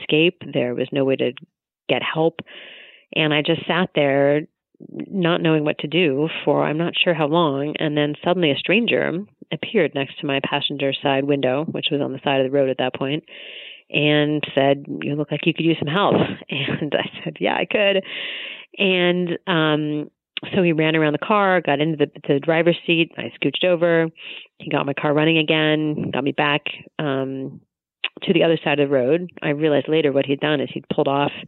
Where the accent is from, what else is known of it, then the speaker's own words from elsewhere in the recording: Tacoma, Washington, United States; my hometown of Tacoma